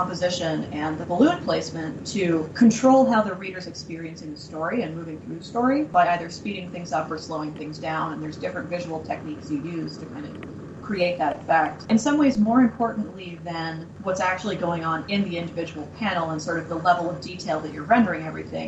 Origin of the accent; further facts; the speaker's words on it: Massachusetts, United States; moved away; I'm from Massachusetts, and I was visiting home over the summer